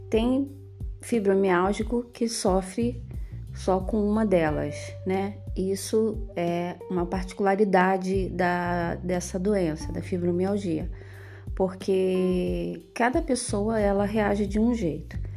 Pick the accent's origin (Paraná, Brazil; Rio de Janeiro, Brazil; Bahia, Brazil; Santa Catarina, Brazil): Rio de Janeiro, Brazil; como eu vim do Rio de Janeiro, é, o Rio de Janeiro tem temperaturas altíssimas, extremas, e eu sofro bastante com o calor